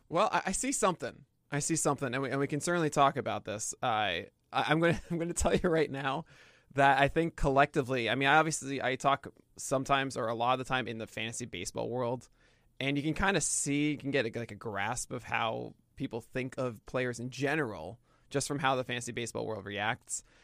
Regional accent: New York City, New York, United States; I grew up in Brooklyn.

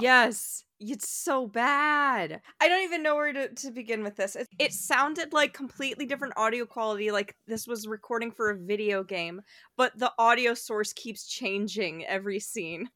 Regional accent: New York, United States; as a New Yorker

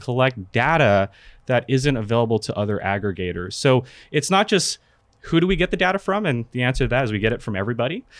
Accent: California, United States; also born or lived in Philippines; at the age of two, I moved to the States, California, and I've been there all my life

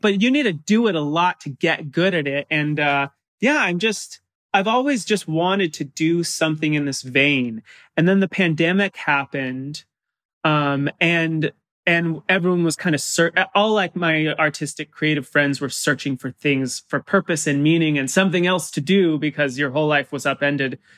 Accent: San Clemente, California, United States; I grew up in San Clemente, which is like the bottom of Orange County, almost to San Diego

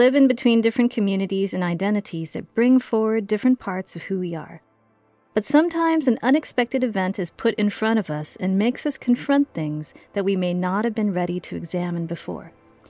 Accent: Riverside, California, United States; growing up in Riverside, California, I experienced Asian space when I grocery shopped with my parents in Monterey Park, which was an hour from our house. We were weekend Asians.

